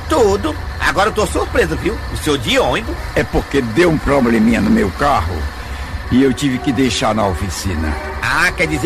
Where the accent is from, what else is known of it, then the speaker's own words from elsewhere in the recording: Independência, Ceará, Brazil; also born or lived in Boa Viagem; Eu que sou da região do Vinhamus, Independência, Crateus, Tauá, Quiterianópolis. Eu também sou de Boa Viagem.